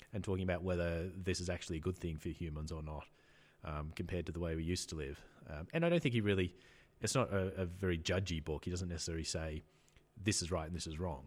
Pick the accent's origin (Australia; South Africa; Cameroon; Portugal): Australia; I'm Australian